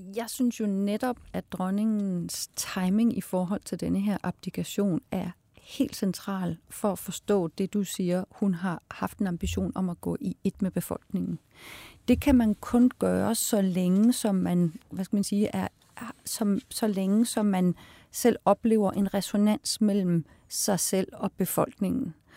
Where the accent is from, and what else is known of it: Denmark